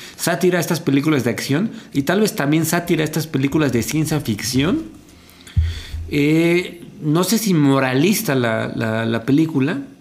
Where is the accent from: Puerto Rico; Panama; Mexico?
Mexico; yo como mexicano